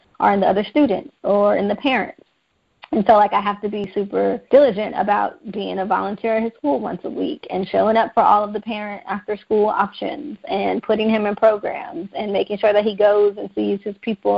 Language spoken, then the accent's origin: English; Los Angeles, California, United States; I was born and raised in South Central Los Angeles